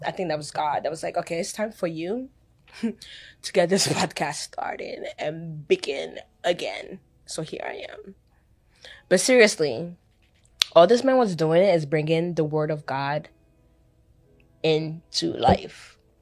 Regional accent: Ghana; I'm from Africa. Ghana, to be precise.

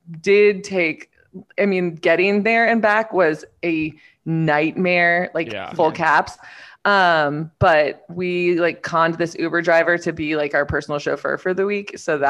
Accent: Miami, Florida, United States; now in Kentucky, United States; I grew up in Miami

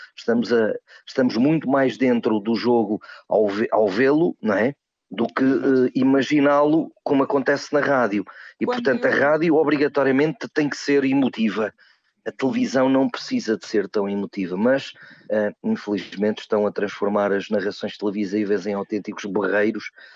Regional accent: Peso da Régua, Norte, Portugal; moved away; quando eu era jovem e vivia na minha terra natal, Peso da Régua, no Alto Douro

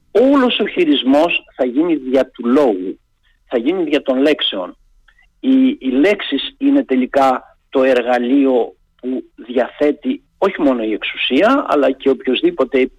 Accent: Peloponnese, Greece; Εγώ είμαι από τη Λακωνία και πίσω από τα βουνά ε, του χωριού μου, όταν ανεβαίναμε και πηγαίναμε τα πρωινά στα χωράφια και είχε καθαρό καιρό, βλέπαμε την Κρήτη.

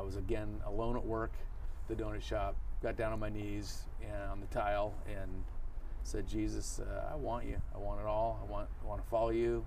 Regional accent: Santa Cruz, California, United States; grew up in Santa Cruz in the 70s

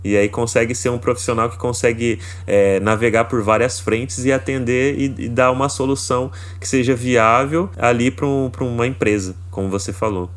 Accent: interior of São Paulo, Brazil; eu sou do interior de São Paulo

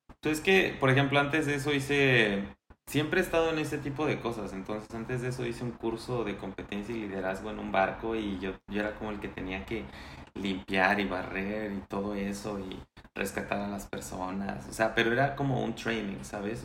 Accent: Mexico City, Mexico; moved away as an adult; also born or lived in Pachuca, Hidalgo; nací en la Ciudad de México en 1992

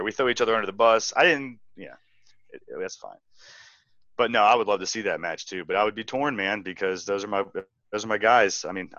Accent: Asheville, North Carolina, United States; I'm from Asheville, North Carolina.

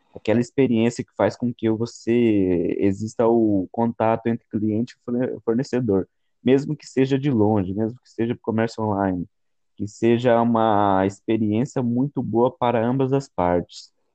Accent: Cerquilho, São Paulo, Brazil; sou da cidade de Serquilho, São Paulo

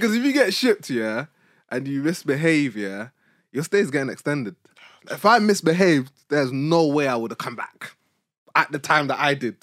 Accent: United Kingdom; accent: British; also born or lived in Nigeria; I would speak in my British accent

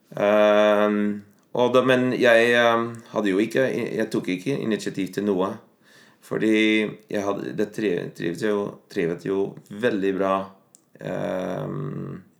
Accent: Netherlands; first language Dutch; Norwegian is a second language; moved away as an adult; also born or lived in Bergen, Norway; now in Norway; jeg har bodd uh, mest av livet mitt i Nederland, og jeg er ikke uh, Jeg snakker alltid nederlandsk hjemme

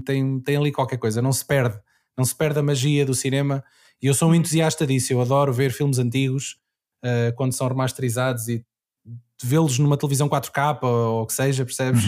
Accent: Anadia, Aveiro District, Portugal; now in Lisbon, Portugal; eu sou da Nadia, que é no Distrito de Aveiro, mas estou a viver uhum. em Lisboa.

